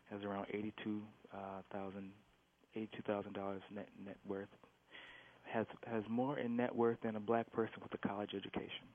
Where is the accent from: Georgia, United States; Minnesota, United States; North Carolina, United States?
Minnesota, United States; Minneapolis; moved away as an adult; also born or lived in St. Paul / New York; I grew up grew up in North Minneapolis